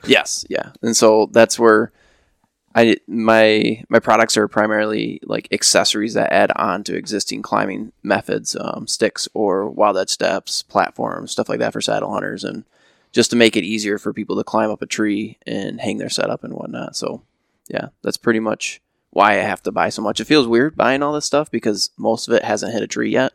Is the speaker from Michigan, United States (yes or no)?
yes; Ravenna, Michigan, United States; born and raised in Ravenna